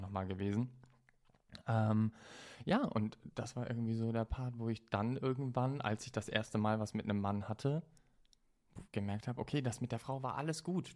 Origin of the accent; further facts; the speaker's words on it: Stade, Lower Saxony, Germany; moved away as an adult; also born or lived in Düsseldorf; in Stade dann, also da, so. wo ich herkomme. Ich habe in Düsseldorf gelebt